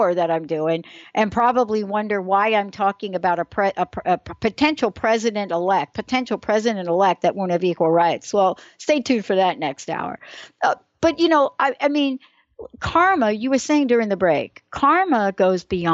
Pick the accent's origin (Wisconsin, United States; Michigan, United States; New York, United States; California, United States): New York, United States; I'm from New York.